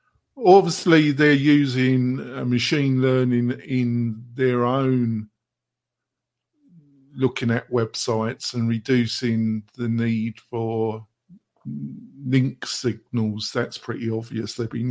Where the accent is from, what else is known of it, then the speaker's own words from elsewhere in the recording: England, United Kingdom; Sorry, I do this hopefully because I'm English. I like my quick one-liners.